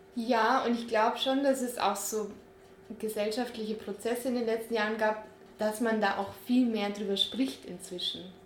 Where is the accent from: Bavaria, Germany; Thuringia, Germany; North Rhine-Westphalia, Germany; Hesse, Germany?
Bavaria, Germany; wir sind ja beide in Bayern aufgewachsen